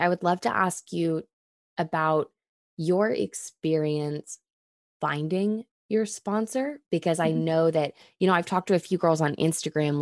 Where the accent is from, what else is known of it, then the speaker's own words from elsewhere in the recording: Texas, United States; We're two friends from Texas who got sober in our 20s